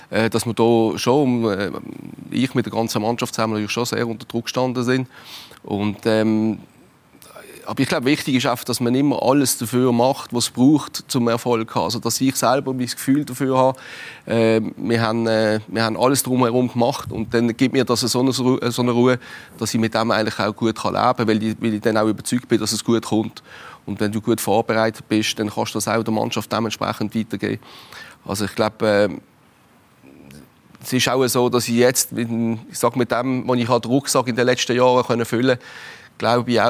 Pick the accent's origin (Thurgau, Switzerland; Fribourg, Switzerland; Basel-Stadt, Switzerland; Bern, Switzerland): Basel-Stadt, Switzerland; Basel; aber ich habe das natürlich schon extrem als Basler gespürt, dass, äh, dass eine Aufbruchstimmung ist.